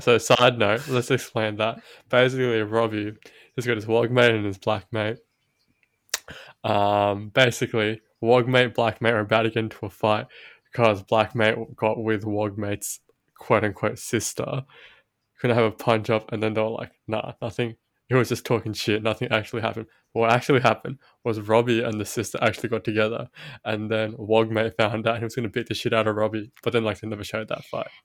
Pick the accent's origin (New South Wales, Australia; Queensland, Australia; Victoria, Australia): New South Wales, Australia; Sydney